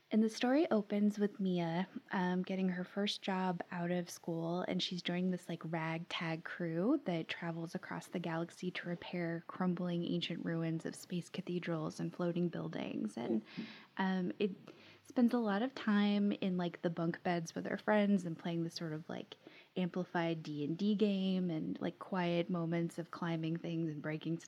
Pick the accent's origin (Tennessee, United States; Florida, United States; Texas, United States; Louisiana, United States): Florida, United States; I grew up in Florida and had the pleasure of going to like Kennedy Space Center for field trips